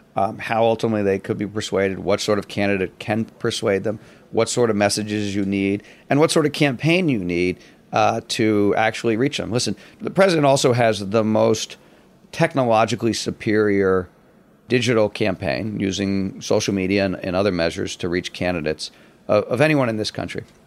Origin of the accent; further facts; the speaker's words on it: Washington, District of Columbia, United States; I grew up in Washington